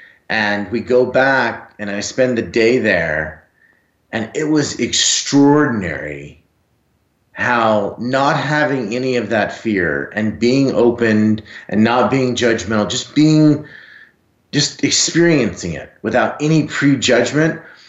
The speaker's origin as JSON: {"language": "English", "region": "Texas", "country": "United States", "said": "I'm from Texas, and I'm 6'5 and 250 pounds."}